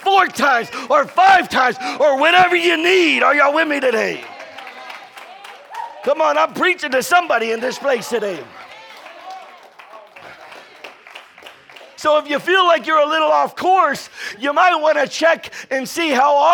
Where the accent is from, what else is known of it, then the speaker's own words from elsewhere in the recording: Florida, United States; now in Texas, United States; I'm from Florida